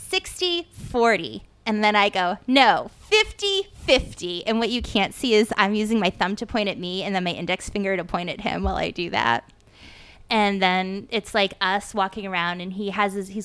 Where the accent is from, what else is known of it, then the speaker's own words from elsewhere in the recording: Dracut, Massachusetts, United States; also born or lived in Lowell, Massachusetts; We grew up in Lowell in Dracut, Massachusetts.